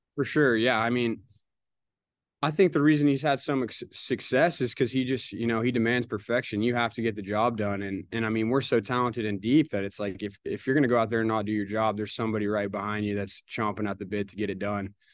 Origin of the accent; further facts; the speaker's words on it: Oklahoma, United States; moved away as an adult; now in Fayetteville, United States; I'm from Oklahoma. We're a little different, a little different growing up and stuff.